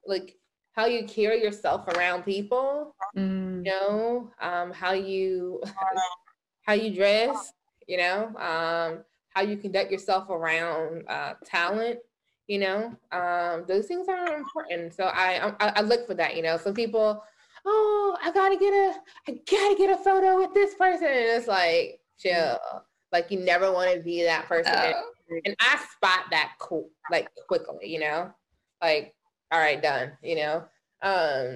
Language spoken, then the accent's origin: English; the South, United States; moved away as an adult; also born or lived in North Carolina; now in Los Angeles, United States; I'm from the South, so my mama and grandmama taught me how to really spot bullshit